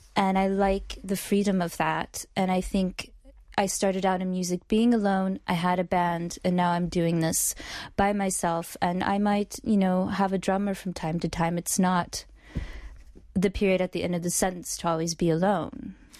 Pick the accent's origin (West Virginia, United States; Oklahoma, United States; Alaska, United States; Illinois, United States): Oklahoma, United States; Oklahoma City; moved away as an adult; also born or lived in New York; I was not born in New York. I'm originally from Oklahoma.